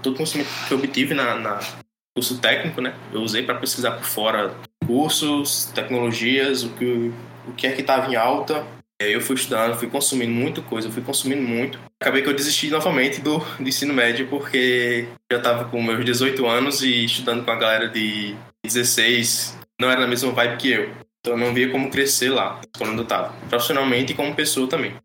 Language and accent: Portuguese; interior of Paraíba, Brazil; sou daqui da Paraíba, do interior da Paraíba, moro em Cajazeiras.